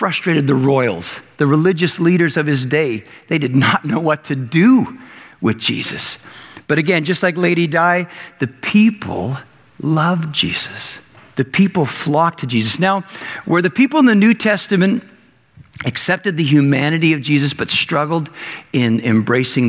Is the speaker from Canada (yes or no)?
yes; Canada; growing up in Canada